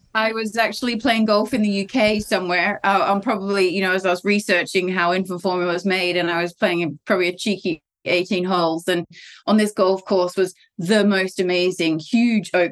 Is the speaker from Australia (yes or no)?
yes; Australia; I'm Australian. I actually tried to do the business here in Australia.